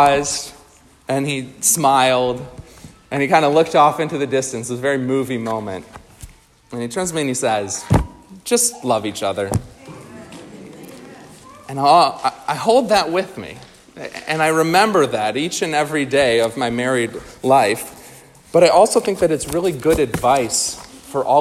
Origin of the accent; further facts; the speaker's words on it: New York, United States; moved away; also born or lived in Minnesota; my wife is from Nebraska and I'm from New York